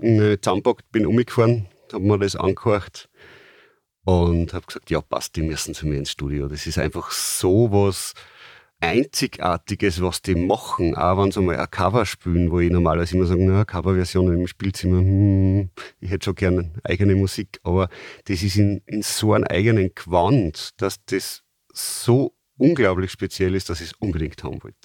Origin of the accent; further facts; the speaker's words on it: Austria; bei uns in Österreich